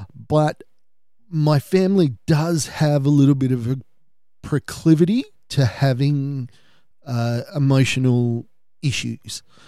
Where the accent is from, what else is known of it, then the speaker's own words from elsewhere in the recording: Australia; my family history is we're Australian for four or five generations, but we're Irish Australian